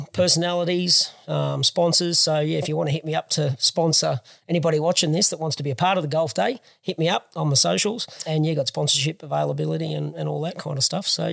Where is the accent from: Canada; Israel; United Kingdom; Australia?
Australia; Warrnambool, Victoria; Born and bred in Warrnambool back in 1974